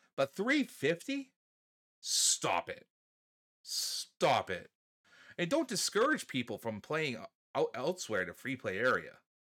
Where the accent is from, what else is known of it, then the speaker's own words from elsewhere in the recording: New England, United States; we're from New England